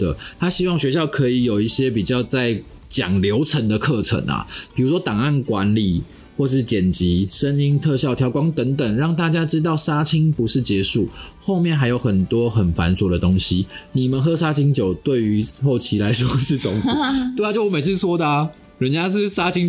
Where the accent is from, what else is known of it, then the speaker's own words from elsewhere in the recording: southern Taiwan, Taiwan; 因为我从南部上来的，所以还要缴房租，算是有点吃紧。